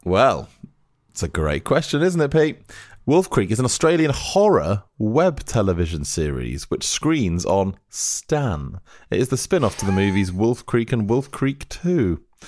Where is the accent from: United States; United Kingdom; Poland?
United Kingdom; Lancashire, North West England; I'm from Lancashire